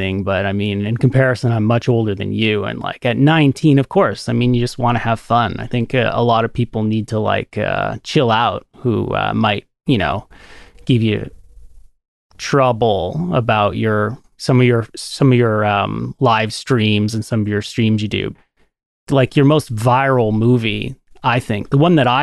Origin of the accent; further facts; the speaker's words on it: Canada; I'm a Canadian dude